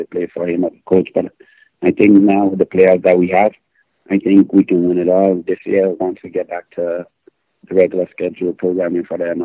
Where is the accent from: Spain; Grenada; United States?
Grenada; moved away; As a young boy growing up in Grenada